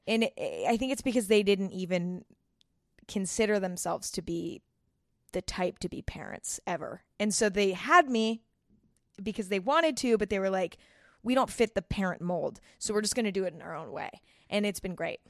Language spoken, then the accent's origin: English; San Bruno, California, United States; I grew up in San Bruno, California, which is actually where YouTube headquarters is